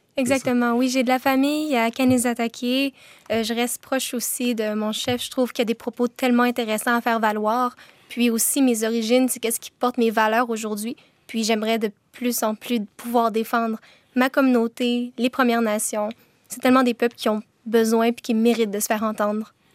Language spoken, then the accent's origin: French; Montreal, Quebec, Canada; J'ai 21 ans, puis je viens de Montréal